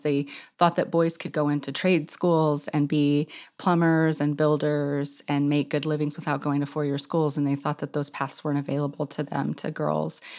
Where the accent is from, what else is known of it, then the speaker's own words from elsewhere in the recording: Clinton, Arkansas, United States; moved away as an adult; my hometown, Clinton, Arkansas, which is on the southern edge of the Ozarks